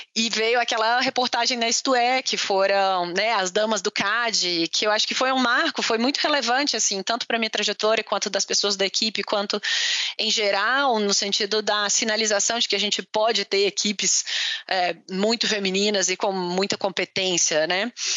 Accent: Pará de Minas, Minas Gerais, Brazil; also born or lived in Belo Horizonte; eu sou é, mineira é, de Belo Horizonte, de BH, para os mais íntimos, é, aos nove anos, é, eu saí de BH com os meus pais e fui para o interior de Minas. Então, uma cidade que chama Pará de Minas

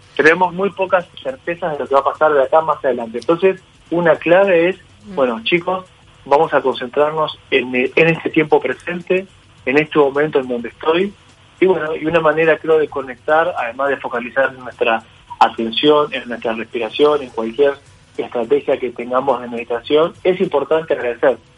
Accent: Uruguay; como uruguayos

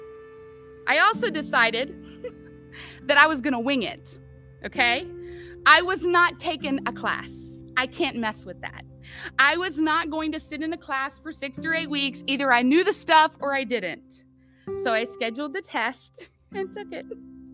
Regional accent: West Virginia, United States; moved away; I was born and raised in West Virginia

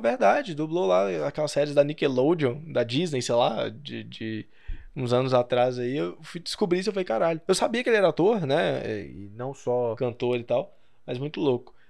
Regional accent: Brazil; Eu sou brasileiro

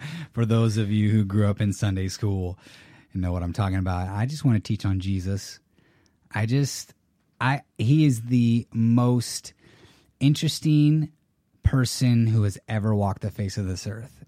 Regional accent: California, United States; also born or lived in San Jose, California / San Diego, California; I'm a Californian. So, I was born and raised

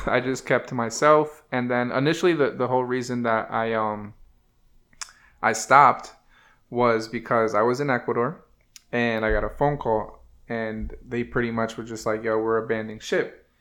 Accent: New Haven, Connecticut, United States; from New Haven

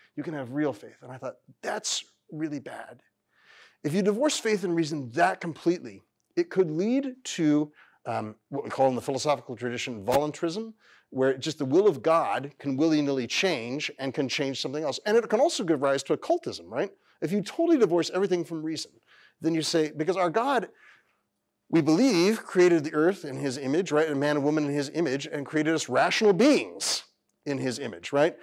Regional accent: Fresno County, California, United States; I'm a California native, born and raised. My family are farmers, uh, and school teachers, uh, and I grew up in Fresno County, California

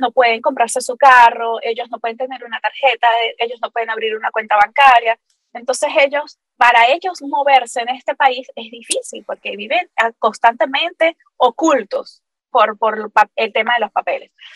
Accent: Capacho, Táchira, Venezuela; accent: gocho; moved away as an adult; also born or lived in Valencia, Venezuela / San Cristóbal, Venezuela; now in Florida, United States; Gochita, gochita, de nacimiento.

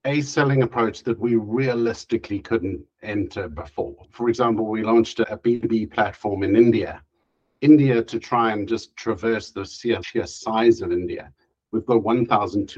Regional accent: South Africa; moved away as an adult; now in Europe; I moved to Europe. I spent most of my life, a good 40 odd years growing up in South Africa

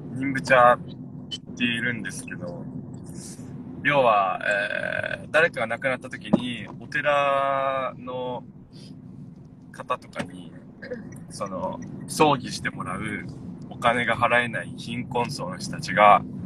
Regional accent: Yomitan, Okinawa, Japan; 読谷出身なんで

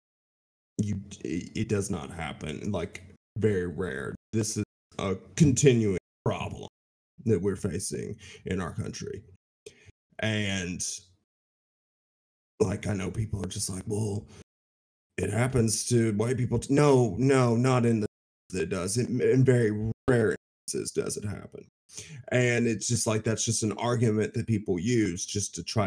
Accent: the South, United States; I say that as a Southerner myself

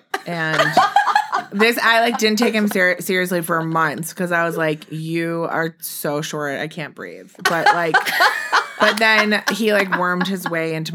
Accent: Milwaukee, Wisconsin, United States; moved away as an adult; now in New York, United States; I'm from Milwaukee

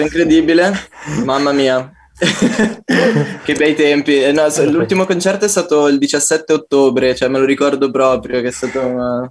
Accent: Como, Lombardy, Italy; moved away as an adult; now in Turin, Italy; sono appena tornato da, da, Como, dalla mia terra natia.

